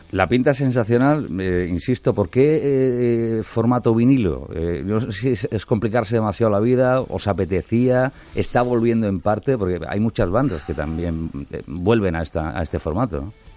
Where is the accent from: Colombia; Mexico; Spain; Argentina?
Spain; Almería, Andalusia; Almería, nuestra tierra